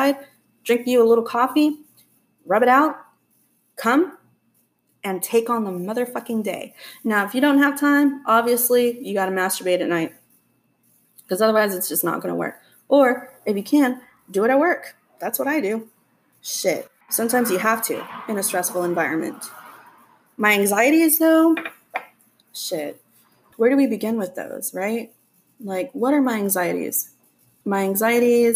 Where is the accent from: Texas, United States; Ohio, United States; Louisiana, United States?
Texas, United States